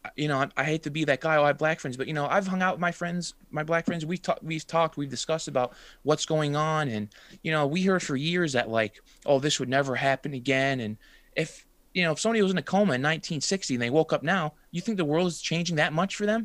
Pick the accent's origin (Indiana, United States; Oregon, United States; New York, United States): New York, United States; I'm from New York